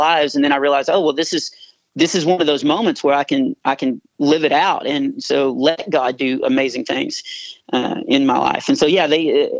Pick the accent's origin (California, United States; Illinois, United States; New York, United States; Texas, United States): Texas, United States; I'm from Texas